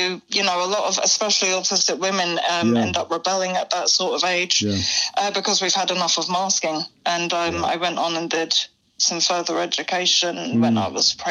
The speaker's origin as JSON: {"language": "English", "town": "Acton", "region": "London", "country": "United Kingdom", "tie": "born or raised there", "said": "Acton, West London."}